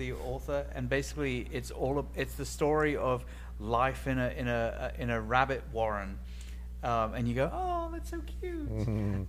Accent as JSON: {"language": "English", "region": "England", "country": "United Kingdom", "said": "I'm English."}